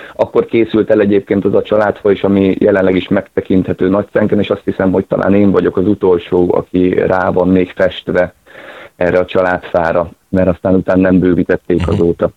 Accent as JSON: {"language": "Hungarian", "town": "Zánka", "region": "Veszprém County", "country": "Hungary", "tie": "born or raised there", "also_born_or_lived": "Szeged", "moved": "as an adult", "said": "én egy viszonylag kis közösségben nőttem föl, én Zánkán éltem egészen addig, ameddig föl nem kerültem főiskolára"}